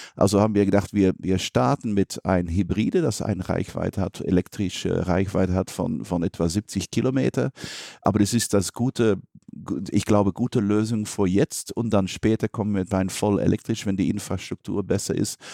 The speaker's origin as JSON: {"language": "German", "country": "Belgium", "said": "ich bin Belgier"}